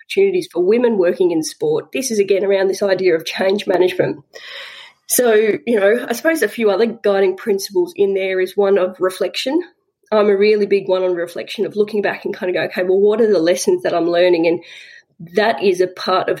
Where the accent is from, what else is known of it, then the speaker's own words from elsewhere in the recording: Southwest Victoria, Australia; I grew up in Southwest Victoria, little country town